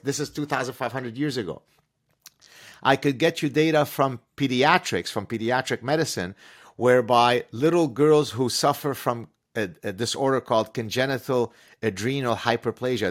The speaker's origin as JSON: {"language": "English", "country": "Lebanon", "tie": "born or raised there", "first_language": "Arabic", "second_language": "English", "moved": "yes", "lives_now": "Canada", "said": "at the time I was growing up in Lebanon"}